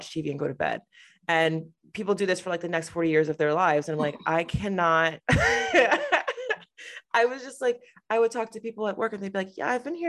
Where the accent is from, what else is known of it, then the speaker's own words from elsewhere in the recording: Connecticut, United States; I grew up in Connecticut